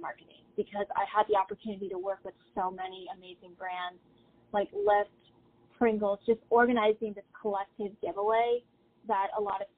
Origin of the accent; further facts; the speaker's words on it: Tampa, Florida, United States; I'm originally from the Tampa Bay area